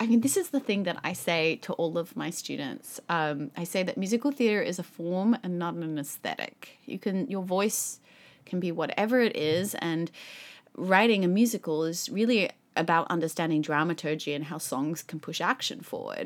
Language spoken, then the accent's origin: English; Sydney, New South Wales, Australia; moved away; I grew up in Sydney, Australia